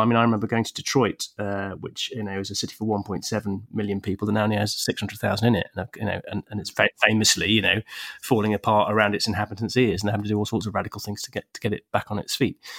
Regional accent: England, United Kingdom; I'm an English bloke

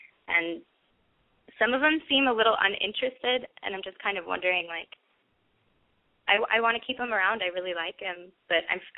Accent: Minneapolis, Minnesota, United States; I'm from Minneapolis, and I'm 20.

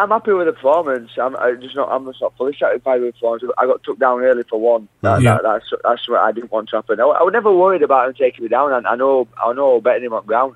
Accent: Yorkshire and the Humber, United Kingdom; I'm a Yorkshire lad, and London's not my hometown

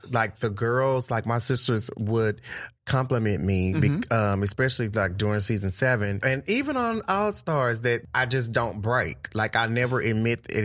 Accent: Texas, United States; I'm from Texas and a sailor

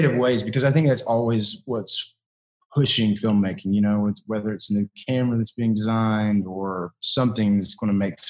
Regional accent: Kentucky, United States; moved away; I'm from Kentucky

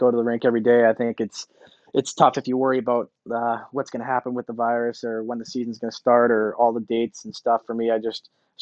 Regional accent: Boston, Massachusetts, United States; moved away as an adult; now in Minnesota, United States; growing up in Boston, being from Boston, playing for Boston, going to Harvard

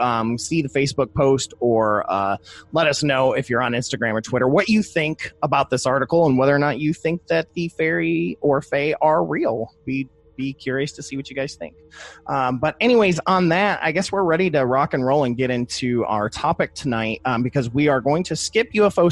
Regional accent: Ohio, United States; I'm from Ohio

